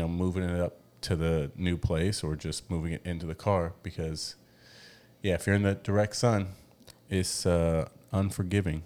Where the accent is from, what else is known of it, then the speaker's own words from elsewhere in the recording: United States; moved away as an adult; now in Mexico; we're from America